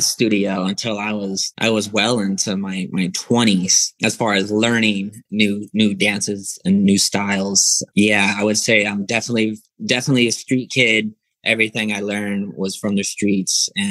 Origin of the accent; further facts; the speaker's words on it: Lawrence, Kansas, United States; I was born and raised in Lawrence, Kansas. So I'm a country boy.